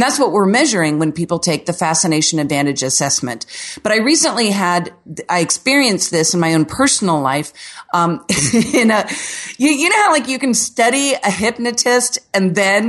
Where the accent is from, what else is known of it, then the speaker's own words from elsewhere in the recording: Orlando, Florida, United States; See, I'm from Orlando where the city was basically settled by Walt Disney in the season 70s. So here, everything is like a square Florida home.